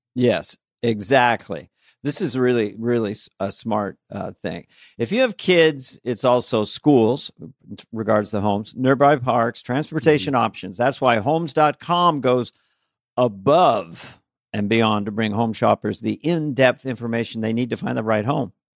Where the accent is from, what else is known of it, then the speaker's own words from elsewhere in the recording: California, United States; I'm from California